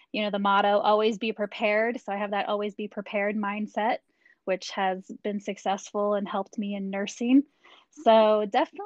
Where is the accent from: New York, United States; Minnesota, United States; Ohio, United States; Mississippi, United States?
Ohio, United States; Dayton; So I grew up in Dayton, Ohio. My dad was in the Air Force, so he was stationed at Wright-Patterson Air Force Base